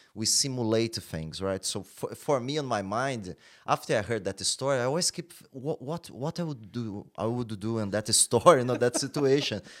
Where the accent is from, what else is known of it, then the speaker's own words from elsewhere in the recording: Brazil; moved away; I come from Brazil